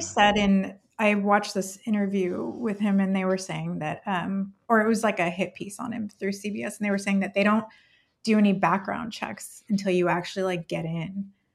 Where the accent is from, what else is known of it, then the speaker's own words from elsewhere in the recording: California, United States; English is a second language; moved away as an adult; I'm from California